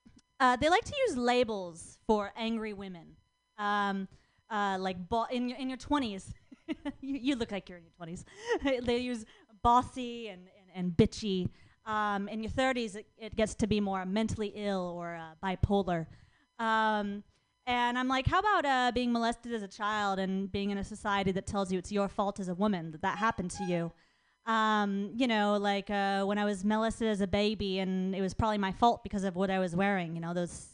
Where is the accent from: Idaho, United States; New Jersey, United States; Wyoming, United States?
Idaho, United States; moved away; also born or lived in Florida; I grew up in Idaho.